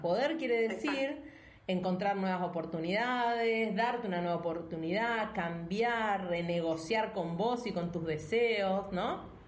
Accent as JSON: {"language": "Spanish", "country": "Argentina", "moved": "yes", "said": "nosotras somos argentinas"}